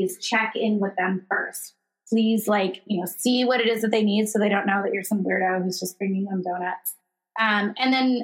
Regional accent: Illinois, United States; my home state of Illinois

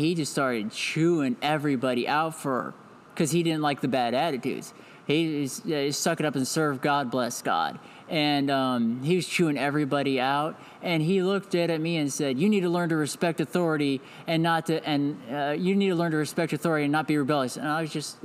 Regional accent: Independence, Missouri, United States; also born or lived in Georgia; I'm from Independence, Missouri. It's an outskirt of or a suburb of Kansas City, Missouri

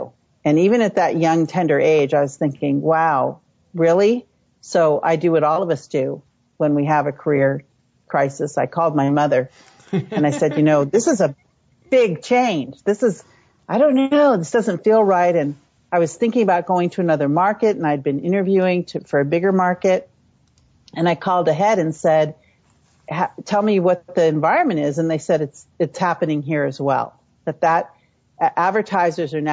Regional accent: San Francisco, California, United States; So I was born and raised in the San Francisco Bay Area. My mom worked for the police department. My dad worked for the water department in San Francisco. And so I grew up in the city

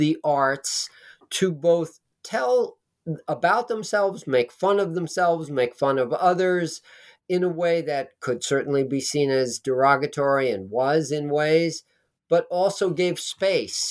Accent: New York City, New York, United States; now in New Jersey, United States; I grew up in Manhattan

